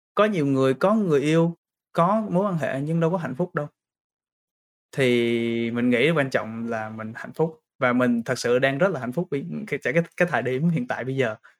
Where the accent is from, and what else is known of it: Vietnam; also born or lived in Brisbane, Australia; now in Sydney, Australia